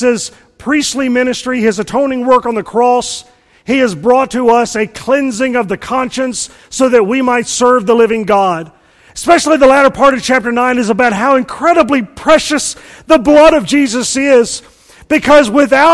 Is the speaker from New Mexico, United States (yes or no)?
no; Mississippi, United States; I'm from Mississippi, and I was homeschooled